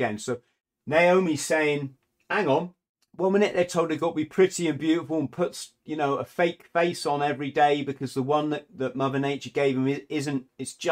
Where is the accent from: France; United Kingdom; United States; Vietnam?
United Kingdom; England; being an English person